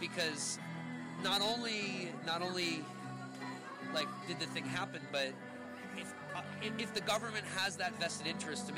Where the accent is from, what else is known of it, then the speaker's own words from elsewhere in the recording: California, United States; I'm from California